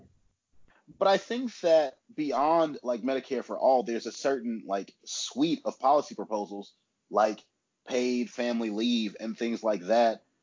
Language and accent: English; Huntsville, Alabama, United States; moved away as an adult; now in Birmingham, United States; now I'm in Huntsville, which is my hometown